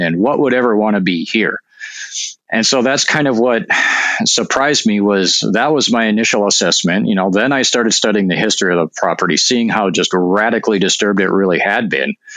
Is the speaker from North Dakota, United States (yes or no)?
yes; North Dakota, United States; moved away; I'm actually from North Dakota